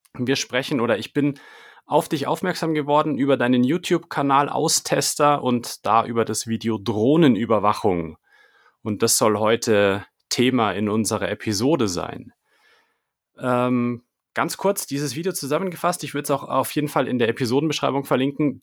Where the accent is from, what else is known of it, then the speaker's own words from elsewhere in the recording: Munich, Bavaria, Germany; ich komme ja aus München